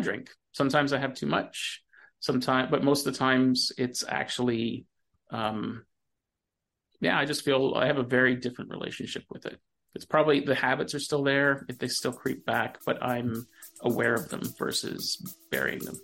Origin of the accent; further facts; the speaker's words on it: Ontario, Canada; I grew up in Ontario in the 80s